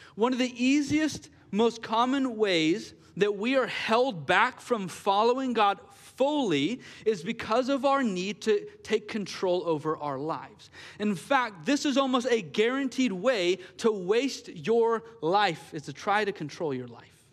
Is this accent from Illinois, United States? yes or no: no; Gresham, Oregon, United States; I was born and raised here in Gresham